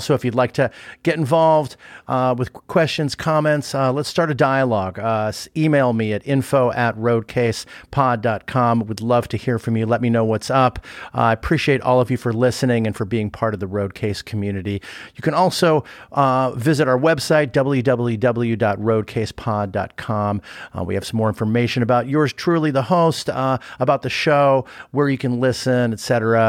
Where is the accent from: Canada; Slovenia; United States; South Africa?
United States; Los Angeles, California; I grew up